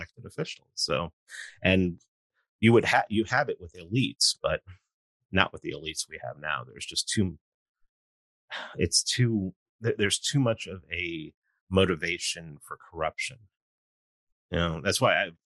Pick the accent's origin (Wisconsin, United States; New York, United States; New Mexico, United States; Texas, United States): New York, United States; New York City; I grew up in New York City